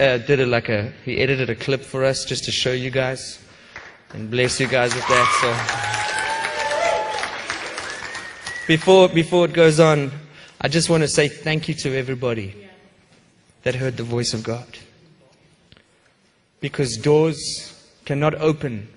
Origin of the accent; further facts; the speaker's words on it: South Africa; moved away; I grew up in South Africa with a terrible racial divide.